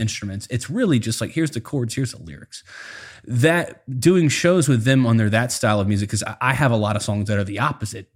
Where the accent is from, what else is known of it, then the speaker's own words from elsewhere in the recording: South Louisiana, United States; I grew up in South Louisiana